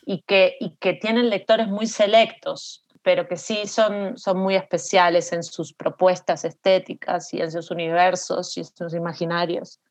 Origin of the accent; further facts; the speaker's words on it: Montevideo, Uruguay; moved away; also born or lived in New York; yo nací en Montevideo